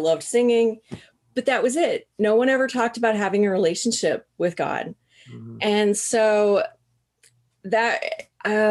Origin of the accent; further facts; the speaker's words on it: Southern Missouri, United States; I grew up in Southern Missouri.